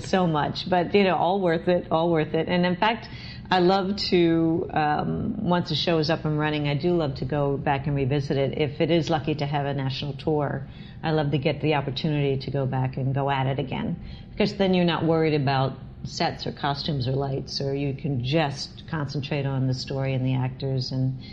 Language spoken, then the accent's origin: English; Delaware, United States; moved away; I was raised in Delaware. I'm a Delaware gal through and through